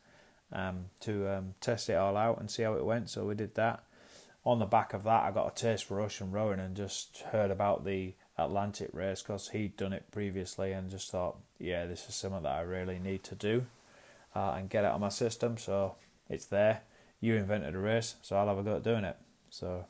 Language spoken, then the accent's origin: English; York, Yorkshire and the Humber, United Kingdom; I'm from York in North Yorkshire.